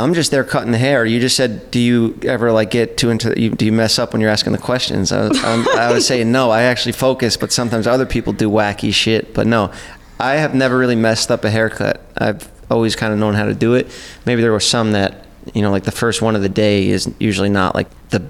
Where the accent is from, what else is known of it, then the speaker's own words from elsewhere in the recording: Staten Island, New York, United States; people usually make fun of you if you're like, I'm from Staten Island.